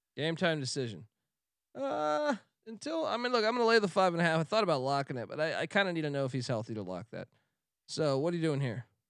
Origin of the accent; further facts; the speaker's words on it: East Coast, United States; now in California, United States; growing up on the East Coast